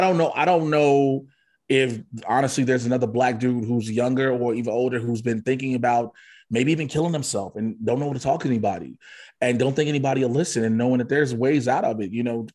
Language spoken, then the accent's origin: English; Chicago, Illinois, United States; I grew up in Chicago in the nineties